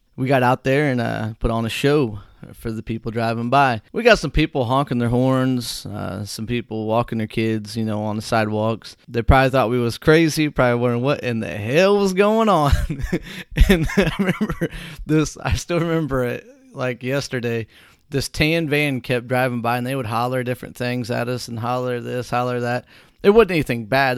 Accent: Whitehall, United States; Whitehall, my hometown

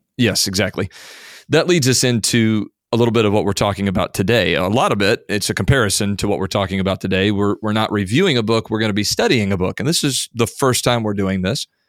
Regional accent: Indiana, United States; having been born and raised in Indiana

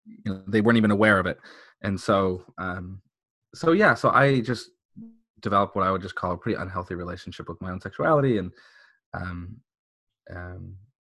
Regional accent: San Diego, California, United States; So I was born and raised here in San Diego. I grew up in the mean streets of La Jolla. So I'm a San Diego local. I've never left.

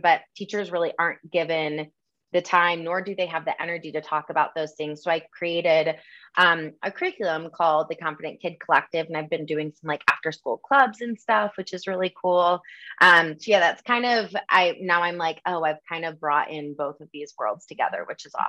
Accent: Michigan, United States; moved away as an adult; also born or lived in Los Angeles; now in Denver, United States; I grew up in the Midwest, um, kind of had that typical Michigan upbringing

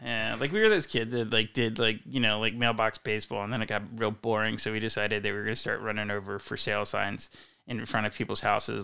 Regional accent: Wilmington, Delaware, United States; moved away as an adult; also born or lived in Philadelphia / Northern California; now in Ladera, United States; I grew up outside Philadelphia in Wilmington, Delaware

